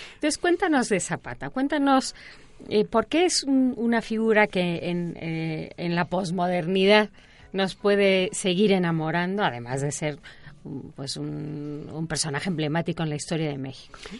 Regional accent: Spain; yo soy española

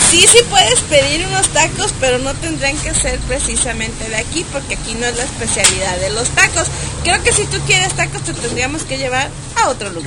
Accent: Guadalajara, Jalisco, Mexico; accent: tapatío

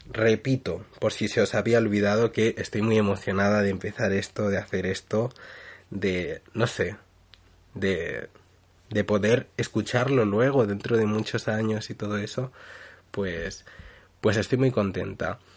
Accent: Madrid, Community of Madrid, Spain; born there; Vale, yo nací en Madrid, la capital de España, pero es que viví allí muy poco y luego me he ido como moviendo de un sitio a otro.

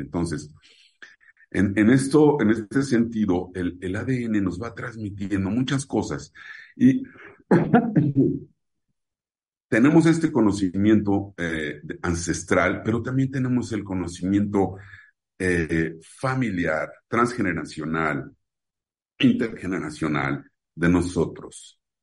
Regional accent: Mexico; en mi país, en México

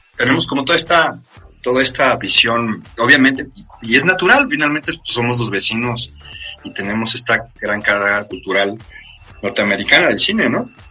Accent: Mexico; como mexicano o que nació de este lado del charco

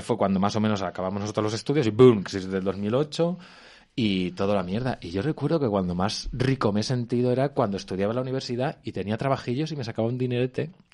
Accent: Albacete, Castilla-La Mancha, Spain; moved away as an adult; now in Madrid, Spain; yo como niño de Albacete, a los 14 años

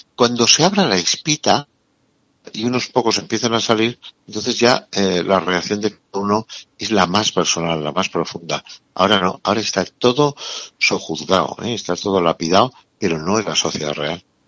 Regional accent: Navarre, Spain; tú y yo que somos de Navarra

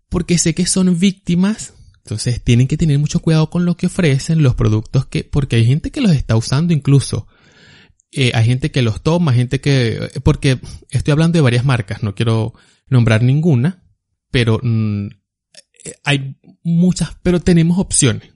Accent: Barquisimeto, Lara, Venezuela; yo soy de Barquisimeto

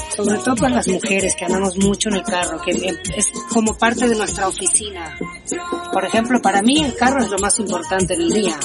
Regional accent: Córdoba, Argentina; also born or lived in Chile / Cuba; now in Mexico; yo soy argentina, nacida en Córdoba, Argentina

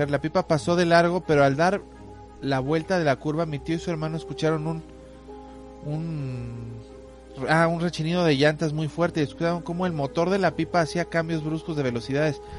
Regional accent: Acapulco, Guerrero, Mexico; Yo soy del estado de Guerrero y aquí hasta la fecha de hoy hay lugares muy alejados de la civilización. Aunque soy de la ciudad de Acapulco

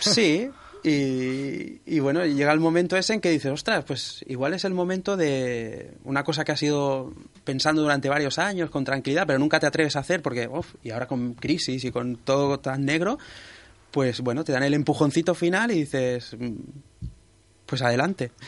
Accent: Sabadell, Catalonia, Spain; yo soy de Sabadell

